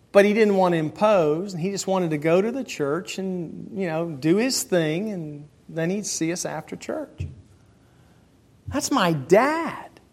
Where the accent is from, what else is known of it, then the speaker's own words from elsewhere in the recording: United States; I'm not a Caucasian American. I'm an American.